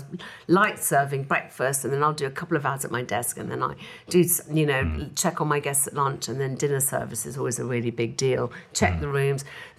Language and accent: English; England, United Kingdom; we're English.